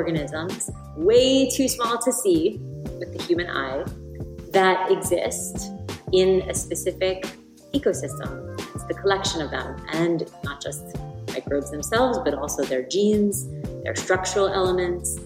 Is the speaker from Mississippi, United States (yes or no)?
no; New York, United States; now in Venice, California, United States; I live in Venice, California, although I grew up in New York